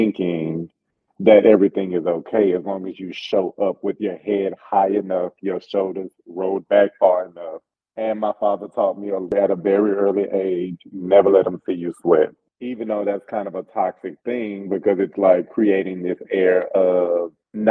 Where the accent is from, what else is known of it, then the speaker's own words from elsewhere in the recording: the South, United States; I'm from the South, so there's always a sense of conservatism that I carry with me